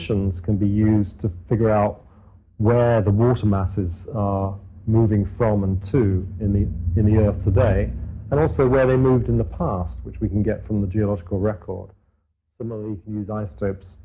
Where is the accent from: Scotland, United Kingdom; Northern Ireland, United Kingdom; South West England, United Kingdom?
South West England, United Kingdom; Cornwall; moved away as an adult; also born or lived in Newcastle upon Tyne, England; I grew up in Cornwall in the southwest of England